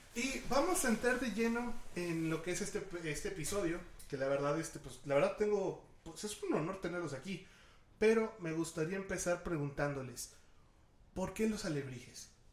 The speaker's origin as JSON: {"language": "Spanish", "country": "Mexico", "said": "todas las personas que somos mexicanos"}